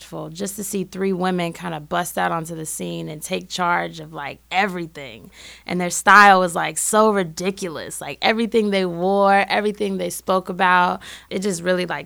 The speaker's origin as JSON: {"language": "English", "town": "Berkeley", "region": "California", "country": "United States", "tie": "born or raised there", "also_born_or_lived": "Oakland, California", "moved": "as an adult", "lives_now": "Chicago, United States", "said": "I'm originally from Berkeley, California"}